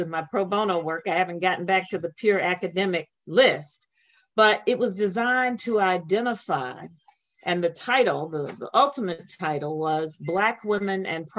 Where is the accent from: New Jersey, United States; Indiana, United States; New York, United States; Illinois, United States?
Illinois, United States; Chicago; my mother was a widow with these six children trying to navigate the streets of Chicago